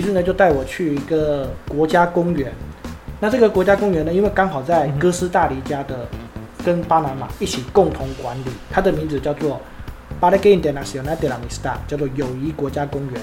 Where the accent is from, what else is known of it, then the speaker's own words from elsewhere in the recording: Taiwan; moved away as an adult; also born or lived in Panama; 我们是台湾人